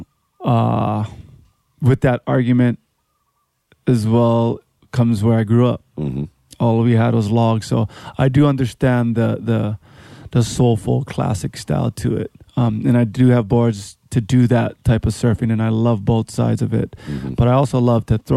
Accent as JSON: {"language": "English", "town": "Honolulu", "region": "Hawaii", "country": "United States", "tie": "born or raised there", "also_born_or_lived": "Mililani, Hawaii / North Shore, Oahu", "said": "I grew up in Waikiki"}